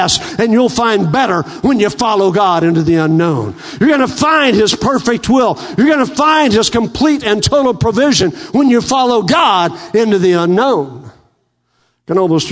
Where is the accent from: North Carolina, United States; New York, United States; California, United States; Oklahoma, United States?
Oklahoma, United States; Western; moved away; I grew up in American Indian in Western Oklahoma